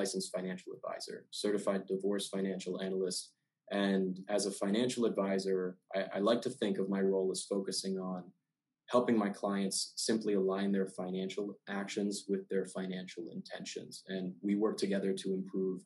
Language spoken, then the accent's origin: English; Maryland, United States; I'm from Maryland, and I'm a first-generation college student.